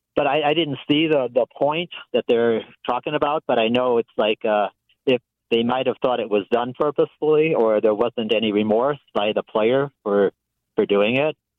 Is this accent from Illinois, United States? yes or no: yes; Chicago, Illinois, United States; now in Wisconsin, United States; I grew up in Chicago, but now I live in Wisconsin